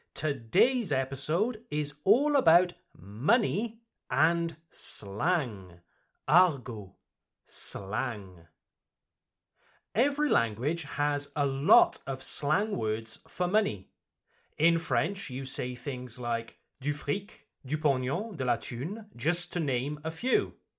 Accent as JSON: {"language": "English", "country": "United Kingdom", "said": "I come from the United Kingdom, Le Royaume-Uni, the United Kingdom."}